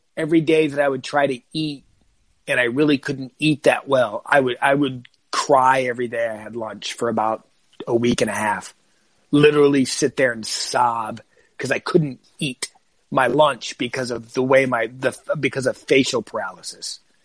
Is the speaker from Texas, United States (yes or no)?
no; Arizona, United States; moved away as an adult; also born or lived in California; I was from Arizona